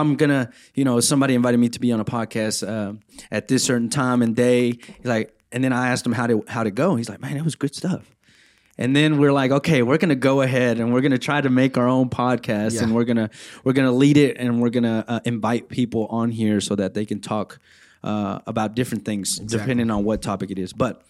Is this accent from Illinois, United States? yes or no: no; Center, Texas, United States; I am a resident manager. I'm part-time here at ETBU. I'm from Center, Texas, which is only an hour from here.